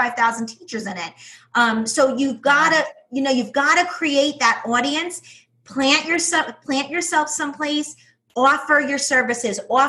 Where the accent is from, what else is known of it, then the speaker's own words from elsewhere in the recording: New York, United States; accent: New York; my accent, my New York accent, which is brutal